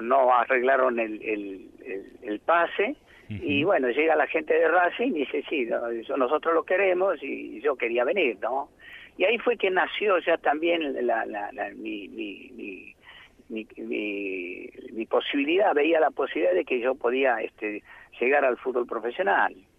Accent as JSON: {"language": "Spanish", "region": "Santiago del Estero", "country": "Argentina", "moved": "as an adult", "said": "yo soy de Santiago del Estero"}